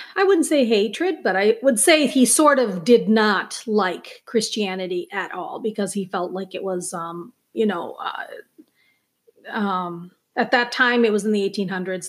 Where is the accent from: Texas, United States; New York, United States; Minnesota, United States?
Minnesota, United States; Minneapolis; also born or lived in Chandigarh, India; now in Princeton, United States; I grew up as an Indian living in Minneapolis, a suburb of Minneapolis